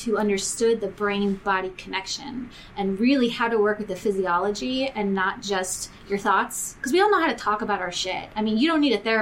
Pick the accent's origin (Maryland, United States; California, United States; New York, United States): New York, United States; moved away; I grew up in New York. I'm a New York Jewish girl.